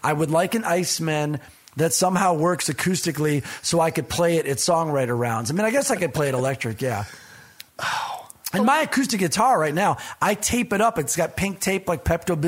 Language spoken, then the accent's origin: English; Michigan, United States; I'm from Michigan